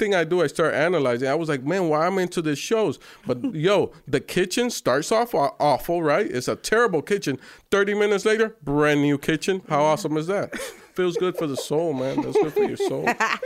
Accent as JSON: {"language": "English", "town": "Miami", "region": "Florida", "country": "United States", "tie": "born or raised there", "said": "So when I grew up in Miami, so when he would come to Miami and they would do like How Can I Be Down or the Source Music Weekend, I would be doing street promos and passing out."}